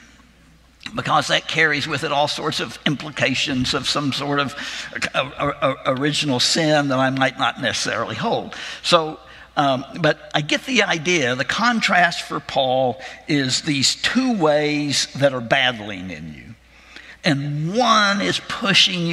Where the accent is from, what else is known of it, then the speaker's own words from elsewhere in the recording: Arkansas, United States; my home state of Arkansas